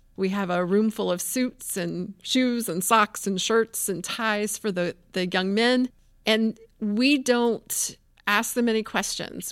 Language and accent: English; Tampa, Florida, United States; I grew up in Tampa